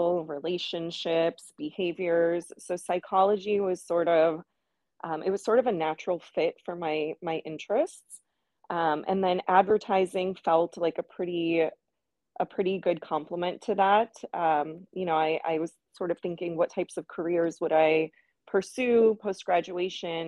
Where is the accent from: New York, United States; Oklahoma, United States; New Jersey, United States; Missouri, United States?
Missouri, United States; St. Louis; moved away as an adult; also born or lived in Boston, Massachusetts; I grew up in St. Louis, Missouri. That's where I spent majority of my childhood.